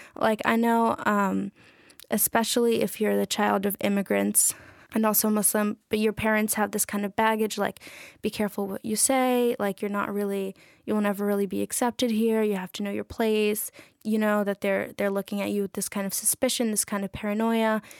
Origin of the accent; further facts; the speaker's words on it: New York City, New York, United States; I'm from Astoria, Queens, so, like, forty minutes away from here with public transit. Um, yeah, I was born and raised there, so I'm New Yorker.